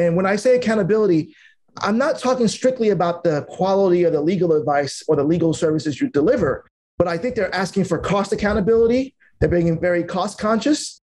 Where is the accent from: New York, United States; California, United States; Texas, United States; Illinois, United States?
New York, United States; New York City; I'm just a immigrant kid that grew up in Brooklyn, New York